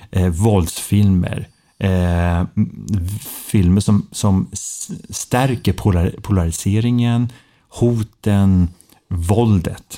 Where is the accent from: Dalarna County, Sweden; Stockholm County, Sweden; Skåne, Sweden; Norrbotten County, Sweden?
Stockholm County, Sweden; Stockholm; moved away as an adult; Jag är en Söderkis tre generationer